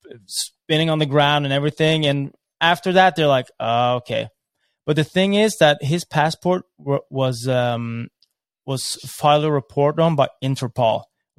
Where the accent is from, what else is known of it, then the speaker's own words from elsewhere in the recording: Norway; we're just from Norway. We're just kids.